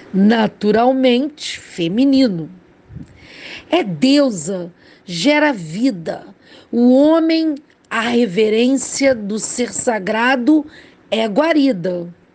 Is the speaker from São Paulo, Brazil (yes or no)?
no; Rio de Janeiro, Brazil; Falo do Rio de Janeiro, sou carioca